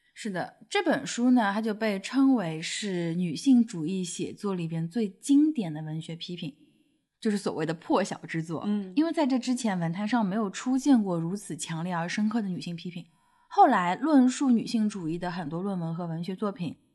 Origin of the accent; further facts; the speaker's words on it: Shanghai, China; 不过我们两个出生在上海，而且是独生子女